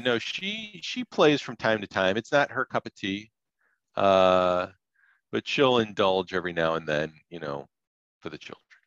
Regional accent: Chicago area suburbs, Illinois, United States; grew up in you know as a kid in the '70s, and uh, growing up in Chicago uh, area um, suburbs.

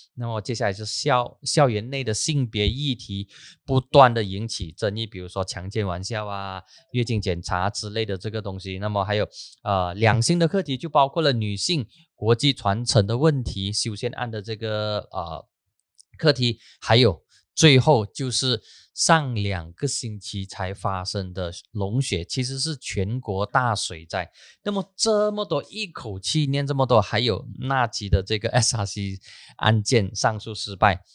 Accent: Penang, Malaysia; moved away; 我人在我的老家槟城

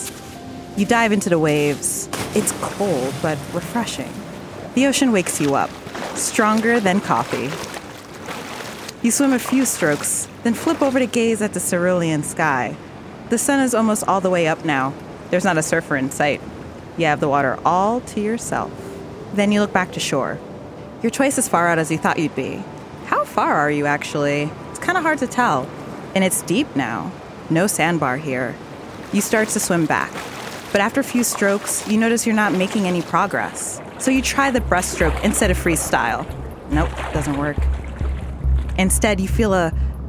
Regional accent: New Jersey, United States; now in Long Beach, United States; I'm from New Jersey

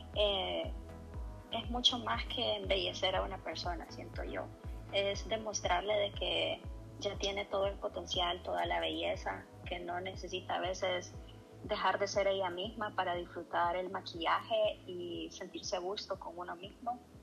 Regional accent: Tegucigalpa, Francisco Morazán, Honduras; moved away as an adult; now in Los Angeles, United States; Tengo casi 32 años y nací en Tegucigalpa

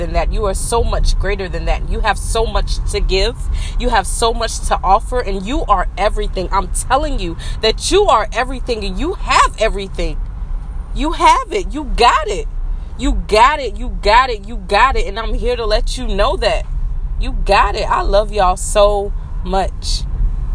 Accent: South Carolina, United States; that's the way I talk. I'm from South Carolina

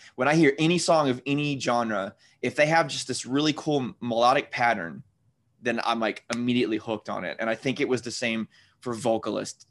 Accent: Louisiana, United States; I'm in Louisiana right now.

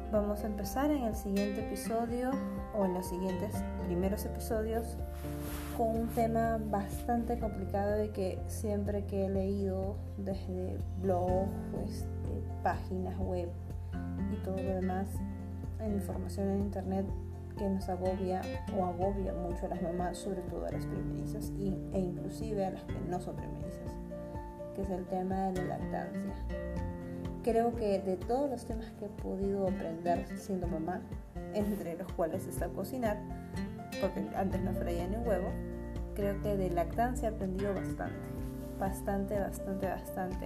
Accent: Lima, Peru; soy de Lima, Perú

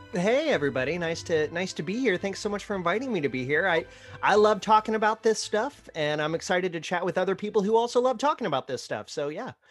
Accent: Ohio, United States; now in Florida, United States; growing up in Ohio, my family would vacation down to Orlando

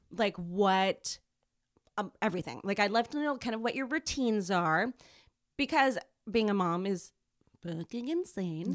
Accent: San Jose, California, United States; my hometown, San Jose

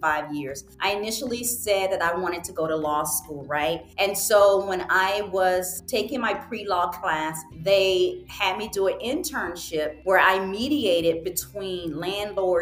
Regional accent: United States; moved away as an adult; also born or lived in Virginia / North Carolina; now in Rio Grande Valley, United States; When people ask me where I was raised, I always go Virginia, North Carolina

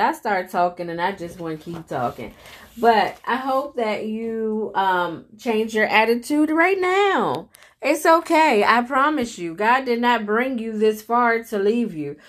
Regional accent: United States; myself being an American

